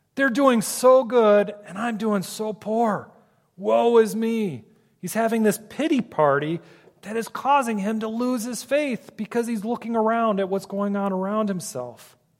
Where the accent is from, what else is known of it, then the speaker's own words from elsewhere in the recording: Ohio, United States; now in Michigan, United States; I grew up in Ohio, so I am an Ohio State fan